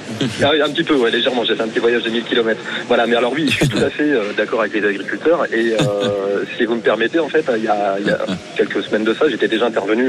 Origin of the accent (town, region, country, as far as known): Hauts-de-France, France; born or raised there; now in Béziers, France